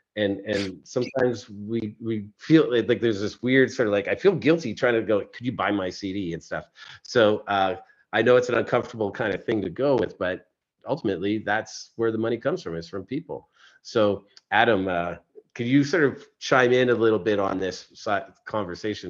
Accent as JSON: {"language": "English", "country": "Canada", "said": "I'm Canadian"}